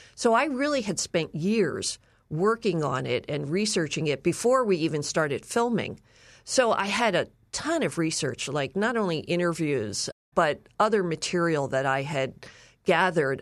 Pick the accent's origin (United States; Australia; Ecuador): United States; Philadelphia, Pennsylvania; I grew up in Philly